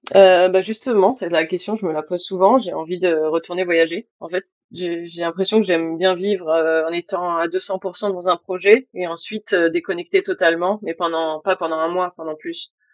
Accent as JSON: {"language": "French", "town": "Bordeaux", "region": "Nouvelle-Aquitaine", "country": "France", "also_born_or_lived": "Spain", "moved": "as an adult", "lives_now": "Brittany, France", "said": "je suis bordelaise, j'ai vécu en Espagne"}